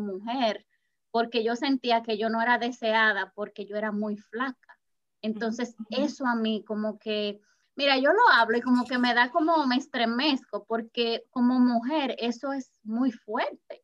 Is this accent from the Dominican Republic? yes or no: yes; Dominican Republic; yo soy dominicana